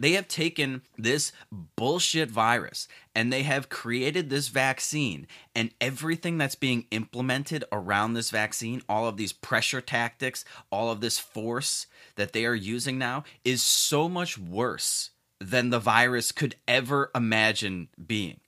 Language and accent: English; Chicago, Illinois, United States; my hometown shithole city of Chicago